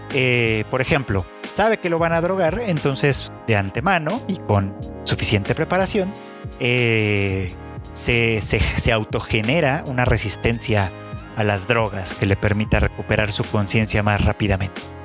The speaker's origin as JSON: {"language": "Spanish", "country": "Mexico", "said": "México, el país, mi país de origen"}